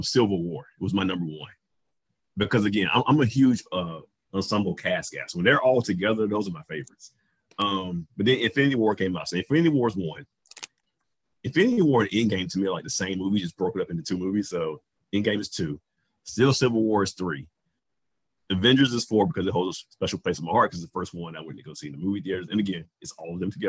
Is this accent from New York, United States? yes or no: no; Roanoke Rapids, North Carolina, United States; moved away; my hometown, well, not my hometown, but my home area of Roanoke Rapids, North Carolina